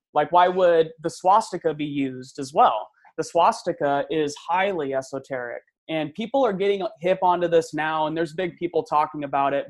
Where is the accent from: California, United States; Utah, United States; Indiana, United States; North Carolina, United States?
California, United States; Central Valley; not uh, from my hometown, but from um, you know Central Valley